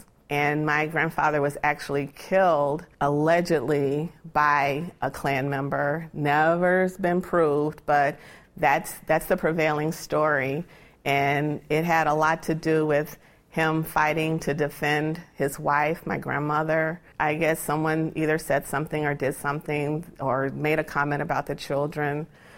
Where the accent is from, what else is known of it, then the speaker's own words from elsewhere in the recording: Gary, Indiana, United States; I grew up in Means Manor in Gary, Indiana.